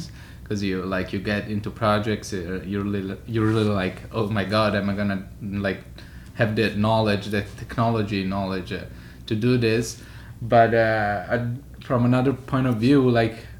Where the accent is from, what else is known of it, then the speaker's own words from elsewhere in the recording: Florence, Tuscany, Italy; moved away as an adult; also born or lived in Paris / Milan; now in New York, United States; I'm Italian. I'm from Florence. I was born there. And lived pretty much my whole life in Florence